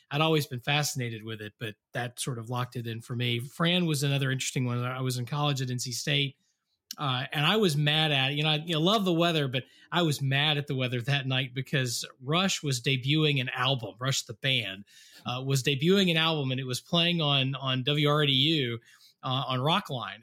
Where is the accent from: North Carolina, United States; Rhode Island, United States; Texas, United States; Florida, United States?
North Carolina, United States; Western; moved away; I grew up in Western North Carolina